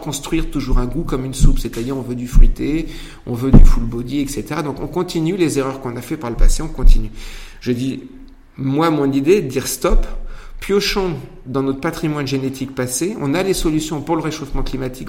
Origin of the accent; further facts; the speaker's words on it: Poitou, Nouvelle-Aquitaine, France; moi je viens du Poitou, j'ai ma culture